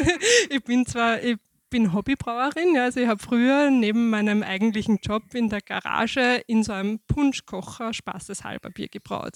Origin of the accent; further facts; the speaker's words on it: Mostviertel, Lower Austria, Austria; moved away as an adult; also born or lived in Vienna / Stockerau / St. Pölten; now in Waldviertel, Austria; ich bin gebürtig eigentlich aus dem Mostviertel, also quasi vom komplett gegenüberliegenden Ende dieses Bundeslandes